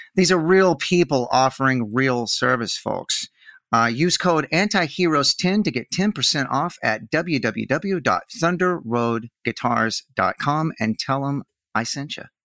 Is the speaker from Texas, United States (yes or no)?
yes; north Texas, United States; accent: Texas; also born or lived in Fort Collins, Colorado; now in Austin, United States; I'm from, like, a town north Texas